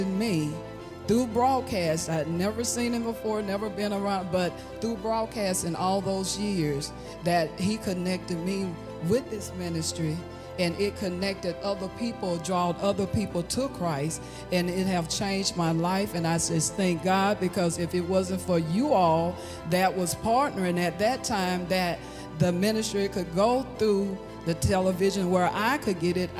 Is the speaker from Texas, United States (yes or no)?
no; Hattiesburg, Mississippi, United States; I'm from Hattiesburg, Mississippi.